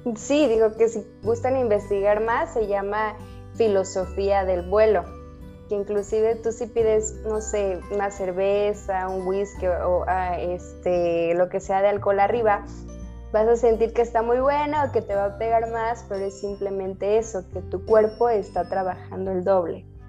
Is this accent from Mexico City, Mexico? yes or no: yes; Mexico City, Mexico; now in Guadalajara, Mexico; nací en la Ciudad de México, pero actualmente vivo en la Ciudad de Guadalajara